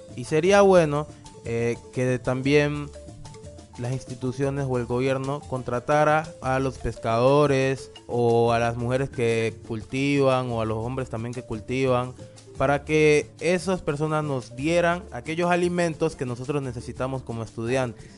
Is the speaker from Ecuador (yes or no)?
no; Guapi, Cauca, Colombia; soy de Huapicauca